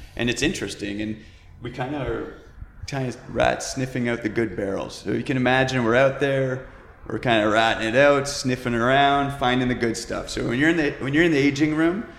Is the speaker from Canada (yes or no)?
yes; Canada; I'm the Canadian